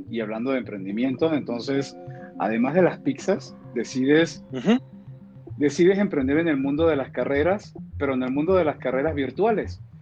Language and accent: Spanish; Venezuela; yo que, que soy venezolano